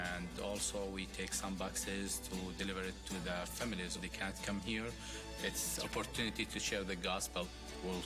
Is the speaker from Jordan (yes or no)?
yes; Jordan; moved away as an adult; now in Cincinnati, United States; I'm from Jordan. I moved with my family to the U.S.